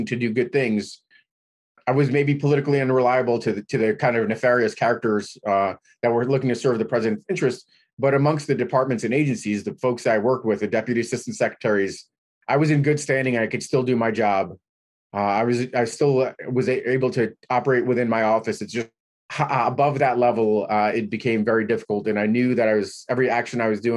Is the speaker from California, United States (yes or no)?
no; New York City, New York, United States; I grew up in New York City.